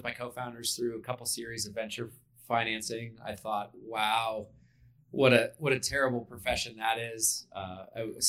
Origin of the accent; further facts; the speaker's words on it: Erie, Pennsylvania, United States; moved away as an adult; now in Bozeman, United States; I grew up in Erie, Pennsylvania. My ticket out of Erie was the military